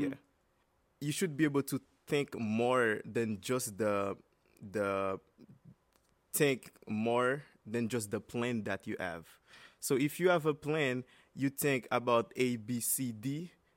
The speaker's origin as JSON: {"language": "English", "town": "Cap-Haïtien", "region": "Nord", "country": "Haiti", "tie": "born or raised there", "moved": "as an adult", "lives_now": "United States", "said": "my hometown, which is Kapa Isen"}